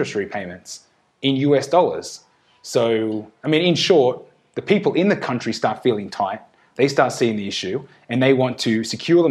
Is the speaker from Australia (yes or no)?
yes; Australia; now in Mexico; as an Australian